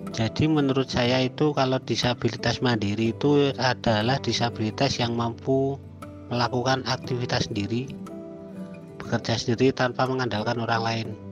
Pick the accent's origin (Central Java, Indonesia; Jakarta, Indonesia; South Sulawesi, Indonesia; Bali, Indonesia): Central Java, Indonesia; Magelang; saya dari Kota Magelang